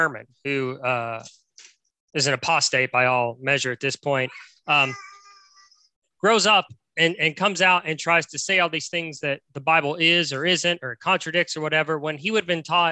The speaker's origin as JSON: {"language": "English", "region": "West Virginia", "country": "United States", "tie": "born or raised there", "said": "the church I grew up in West Virginia"}